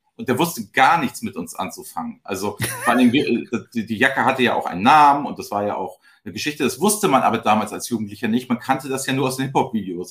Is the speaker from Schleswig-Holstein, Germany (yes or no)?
yes; Flensburg, Schleswig-Holstein, Germany; moved away as an adult; also born or lived in Kiel / Hamburg; In Flensburg geboren, in Kiel studiert und in Hamburg dann das Arbeiten angefangen.